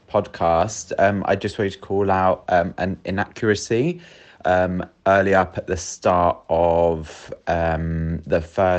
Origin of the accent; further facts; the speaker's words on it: United Kingdom; as a British listener